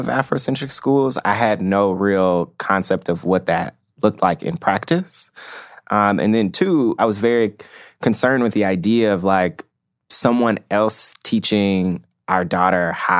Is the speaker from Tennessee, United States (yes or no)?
yes; Memphis, Tennessee, United States; I grew up in Memphis, Tennessee.